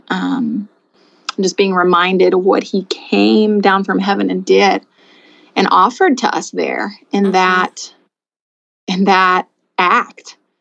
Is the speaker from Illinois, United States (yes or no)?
yes; Anna, Illinois, United States; now in Rector, Pennsylvania, United States; I'm from Southern Illinois, Southern Illinois, a small town called Anna